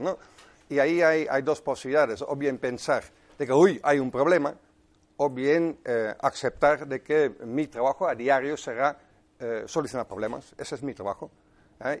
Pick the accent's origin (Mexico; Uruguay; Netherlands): Netherlands; Spanish is a second language; moved away; Soy holandés, de 57 años me parece